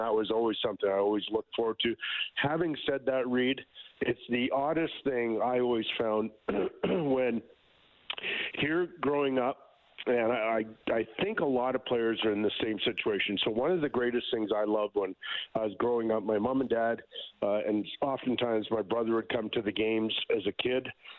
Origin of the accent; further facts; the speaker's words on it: Edmonton, Alberta, Canada; I'm from Edmonton